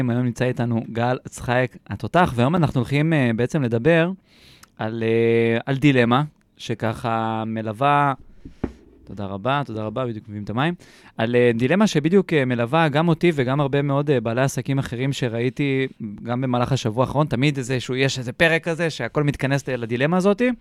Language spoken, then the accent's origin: Hebrew; Kfar Saba, Central District, Israel; גדלתי, חונרתי, חונכתי, אפשר להגיד בורן עם כפר סבא